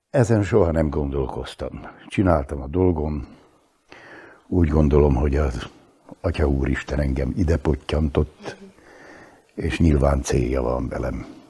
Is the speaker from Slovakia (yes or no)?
yes; Upper Hungary, Slovakia; also born or lived in Bratislava; ha egyszer ide pottyantott, akkor itt a helyem